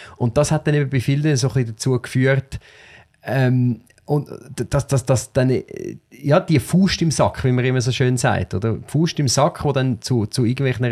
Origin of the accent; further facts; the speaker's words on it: Switzerland; ich bin in einer Agglomerationsgemeinde aufgewachsen, wo ähm, in der Schule äh, sehr viele Kinder mit Migrationshintergrund äh, sind